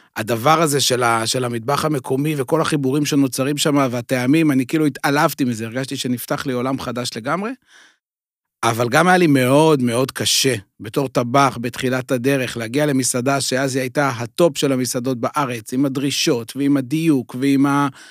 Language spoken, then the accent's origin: Hebrew; Beit Shemesh, Jerusalem District, Israel; אני גדלתי הרי באזור ירושלים, גרתי בבית שמש